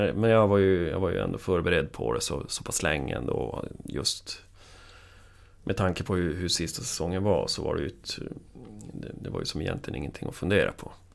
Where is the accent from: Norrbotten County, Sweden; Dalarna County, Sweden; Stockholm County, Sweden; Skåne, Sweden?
Norrbotten County, Sweden; Piteå; jag är från Piteå